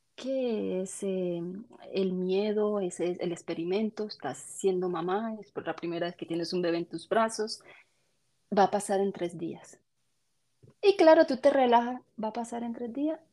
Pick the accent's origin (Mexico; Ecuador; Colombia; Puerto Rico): Colombia; now in Canada; Soy, soy de Colombia pero ahora me encuentro, vivo en, Canadá